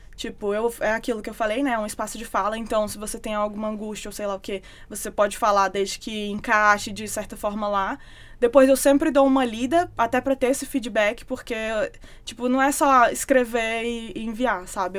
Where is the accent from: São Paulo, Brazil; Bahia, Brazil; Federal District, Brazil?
Federal District, Brazil; Brasília; moved away; eu que era de Brasília